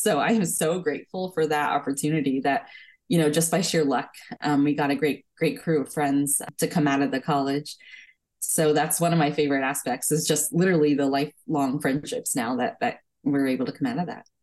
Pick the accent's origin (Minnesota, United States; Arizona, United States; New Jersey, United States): New Jersey, United States; also born or lived in California; I was born in California, but I grew up in New Jersey